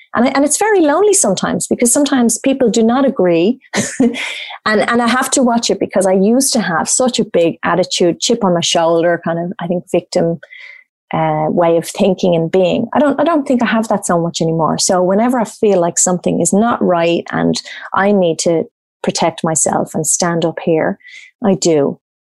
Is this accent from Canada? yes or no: no; Ireland; moved away as an adult; now in Australia; growing up in Ireland with a standard Irish background